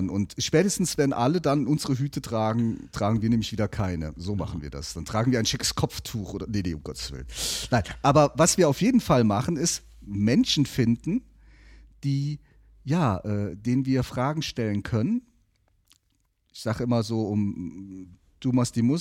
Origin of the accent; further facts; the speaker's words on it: Neuwied, Rhineland-Palatinate, Germany; born there; und ja, jetzt ist es raus, man hört es auch, auch ich bin gebürtiger Neuwieder.